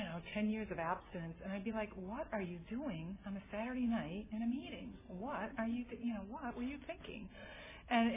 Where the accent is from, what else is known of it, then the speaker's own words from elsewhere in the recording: Massachusetts, United States; moved away as an adult; also born or lived in St. Paul, Minnesota; now in San Francisco Bay Area, United States; I'm originally from Massachusetts